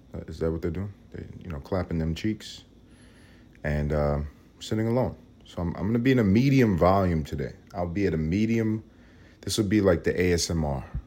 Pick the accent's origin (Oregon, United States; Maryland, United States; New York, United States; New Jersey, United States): New York, United States; New York City; moved away as an adult; now in Los Angeles, United States; I'm Puerto Rican. I'm from Harlem